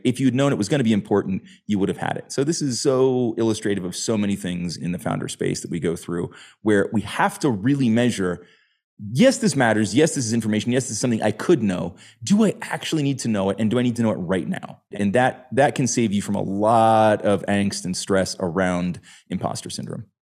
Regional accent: United States; As an American growing up playing soccer

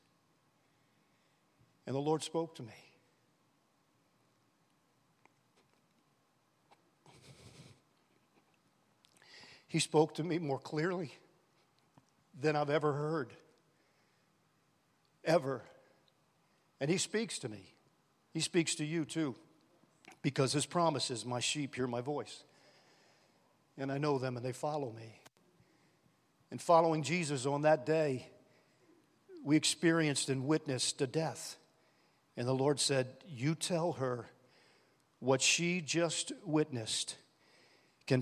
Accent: New Orleans, Louisiana, United States; We grew up in New Orleans

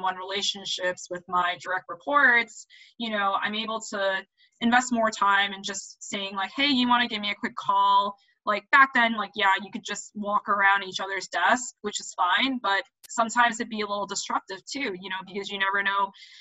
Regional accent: New York City, New York, United States; I am a New Yorker

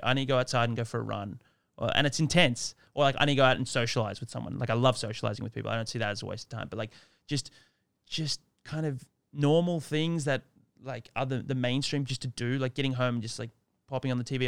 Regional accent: Sydney, New South Wales, Australia; moved away; also born or lived in Hoi Thong, Thailand; I'm Australian, born and raised in Sydney

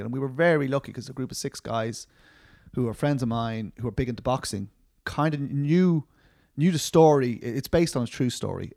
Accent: Dublin, Leinster, Ireland; I'm from Dublin.

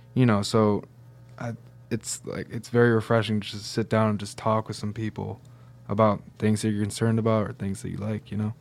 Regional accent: Syracuse, New York, United States; also born or lived in Detroit; I came from Syracuse

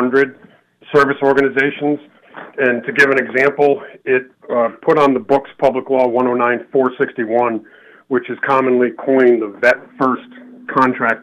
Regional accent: Willimantic, Connecticut, United States; I grew up in Willimantic

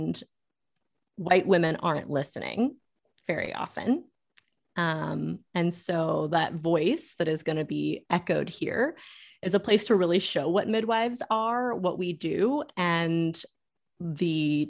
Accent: Florida, United States; also born or lived in Louisiana; But growing up in Florida and Louisiana and seeing midwifery change and adapt

